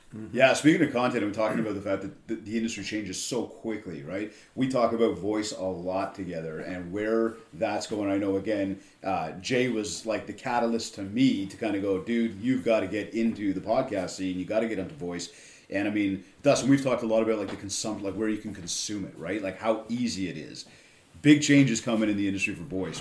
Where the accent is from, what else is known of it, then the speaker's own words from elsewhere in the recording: Canada; I'm from Canada